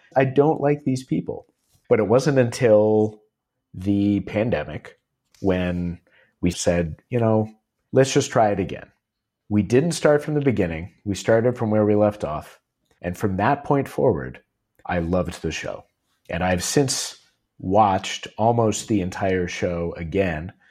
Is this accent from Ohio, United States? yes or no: yes; Cleveland, Ohio, United States; from Cleveland